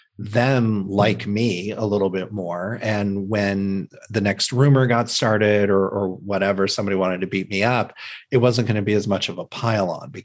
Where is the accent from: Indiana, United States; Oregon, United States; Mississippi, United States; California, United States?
Indiana, United States; I grew up in the Midwest in a small town in Indiana. We had moved into that town